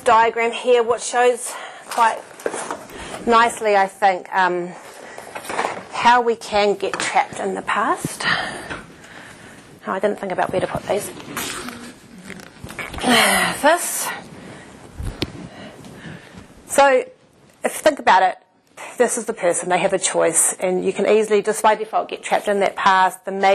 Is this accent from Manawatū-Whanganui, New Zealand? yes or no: yes; Palmerston North, Manawatū-Whanganui, New Zealand; moved away as an adult; also born or lived in Auckland / Japan; I was from Palmerston North. I went to Auckland.